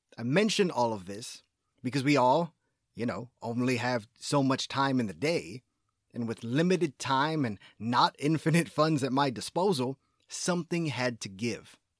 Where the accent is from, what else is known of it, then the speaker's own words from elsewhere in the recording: Texas, United States; as a Texan